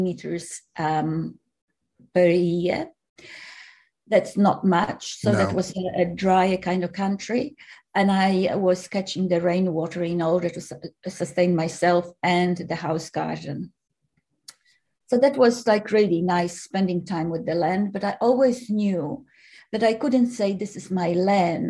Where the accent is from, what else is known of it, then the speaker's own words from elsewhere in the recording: Poland; now in Australia; I was born in Poland, for the record, and I lived here for, well, now nearly 40 years